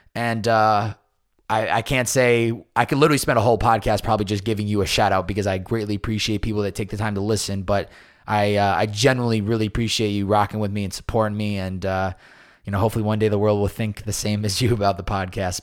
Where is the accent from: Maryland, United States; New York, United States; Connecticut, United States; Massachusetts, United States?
Massachusetts, United States; moved away; since I was a young boy, s, growing up in Massachusetts.